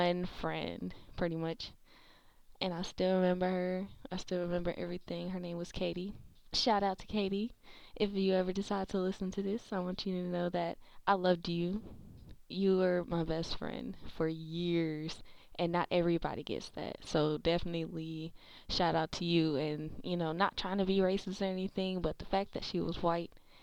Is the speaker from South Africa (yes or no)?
no; Milwaukee, Wisconsin, United States; now in Memphis, United States; I am currently in Memphis, Tennessee. I was born and raised in Milwaukee, Wisconsin.